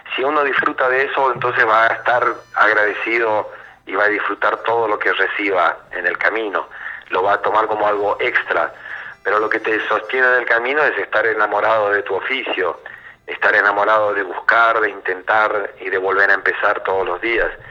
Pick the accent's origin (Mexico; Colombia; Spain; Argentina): Argentina; nosotros como argentinos